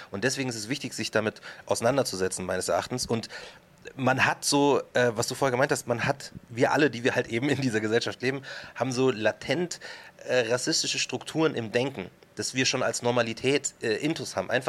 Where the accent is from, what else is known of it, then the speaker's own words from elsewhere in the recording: Markt Schwaben, Bavaria, Germany; also born or lived in Munich; Und ich sage mhm. halt aus Markt Schwaben, weil das die richtige Antwort ist. Und wenn die sagen, na, na, ich meine so richtig, dann sage ich, ja, okay, geboren bin ich in München.